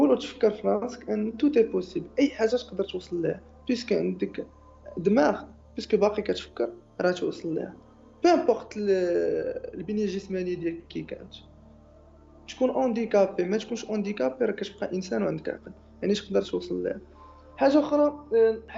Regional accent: Morocco; ملي كنقول لهم انا راه جاي من المغرب

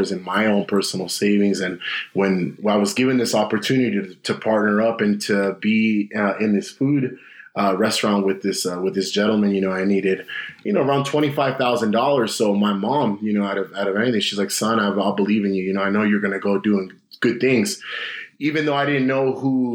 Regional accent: Los Angeles, California, United States; moved away as an adult; now in Salt Lake City, United States; born and raised in the San Fernando Valley

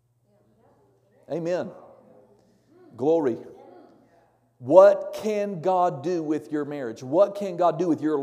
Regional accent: Norman, Oklahoma, United States; moved away; I grew up in Norman, Oklahoma, which is about 20 miles south of Oklahoma City

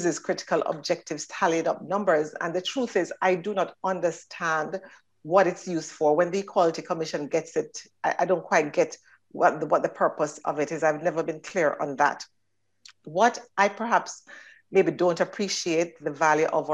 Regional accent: Jamaica; moved away as an adult; now in Northern Ireland; Starting back in Jamaica, which is my home country

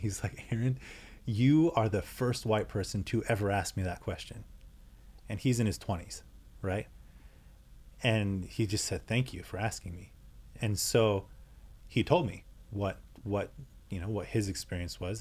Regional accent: United States; I'm European American

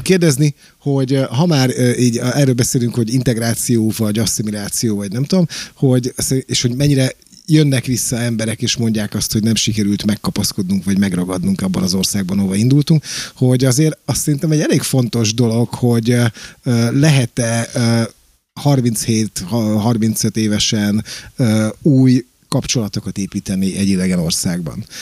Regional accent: Pécs, Baranya, Hungary; moved away; én járok haza ugye rendszeresen Pécsre, mert ugye Pécsi vagyok

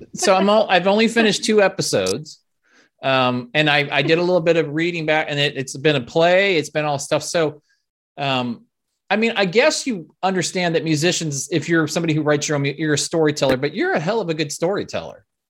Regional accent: Nebraska, United States; moved away; I'm from Nebraska originally

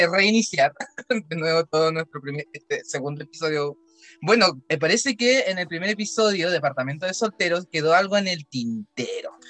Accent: Puerto Montt, Los Lagos, Chile; Meli es cuatro en Mapuzungún y yo vengo de Melipuy

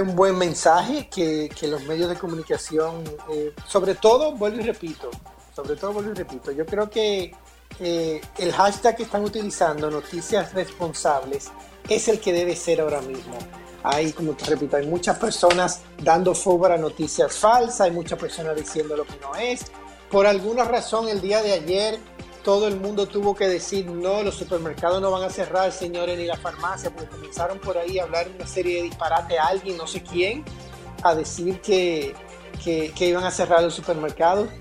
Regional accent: Dominican Republic; nosotros como dominicanos

